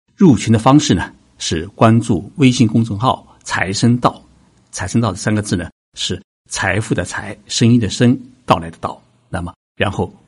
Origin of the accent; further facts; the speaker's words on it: China; now in Tokyo, Japan; 我们中国人